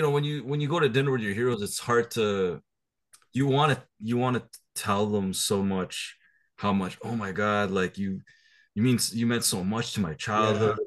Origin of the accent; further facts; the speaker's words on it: Canada; I'm from Canada